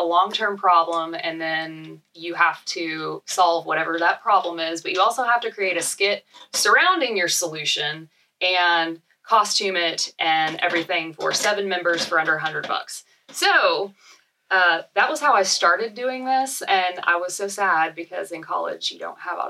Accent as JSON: {"language": "English", "region": "Arizona", "country": "United States", "said": "I'm from Arizona."}